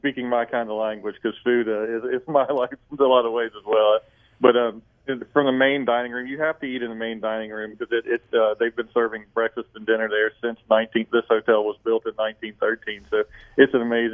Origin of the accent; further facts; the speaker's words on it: Greenbrier County, West Virginia, United States; I grew up in Greenbrier County